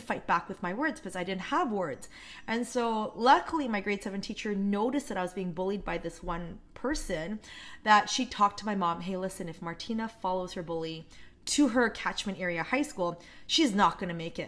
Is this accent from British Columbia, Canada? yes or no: yes; North Vancouver, British Columbia, Canada; first language Korean; English is a second language; I grew up on the North Shore.